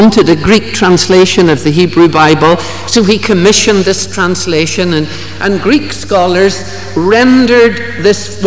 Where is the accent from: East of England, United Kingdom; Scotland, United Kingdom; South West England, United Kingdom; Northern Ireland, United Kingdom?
Northern Ireland, United Kingdom; Ballymena; growing up in Ballymena